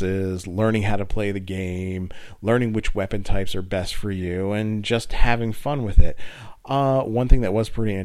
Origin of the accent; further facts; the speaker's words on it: United States; I'm from the New York, New Jersey area